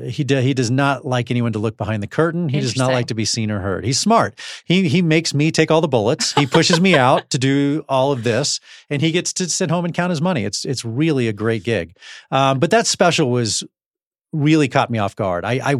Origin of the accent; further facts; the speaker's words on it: Texas, United States; grew up in Texas, so I need space.